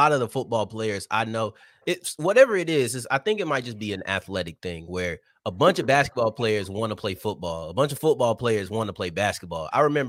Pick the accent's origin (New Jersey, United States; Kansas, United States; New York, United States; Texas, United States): Texas, United States; Arlington; I told you I'm from Arlington, I consider myself far enough to where I really don't consider myself Dallas